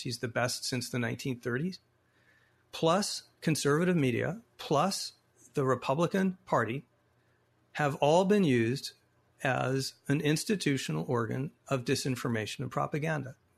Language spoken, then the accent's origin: English; Phoenix, Arizona, United States; my hometown of Arizona, the Veterans Memorial Coliseum, where I sat and saw many Suns games as a kid